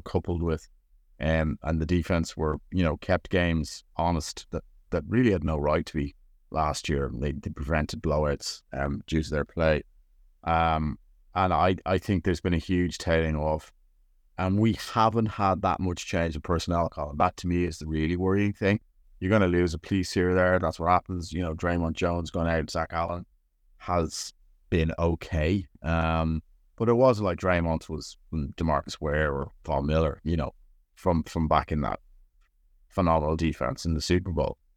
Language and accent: English; Ireland; I am Irish